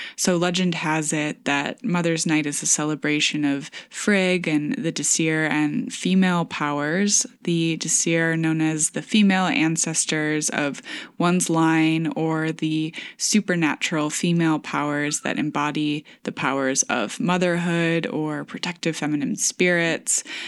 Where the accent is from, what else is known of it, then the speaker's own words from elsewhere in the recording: Michigan, United States; moved away; farmhouse in my hometown